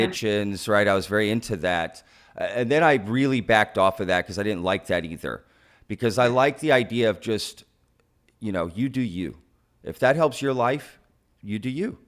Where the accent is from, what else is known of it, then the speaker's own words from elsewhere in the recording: Texas, United States; being a Texan for most of my life, um, an American, I was born here, right?